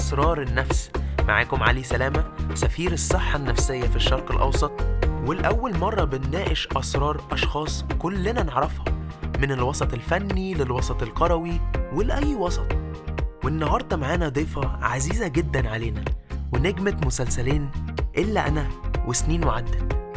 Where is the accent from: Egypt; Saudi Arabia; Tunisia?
Egypt; moved away as an adult; اتربيت في مصر بس عشت بره بقالي كتير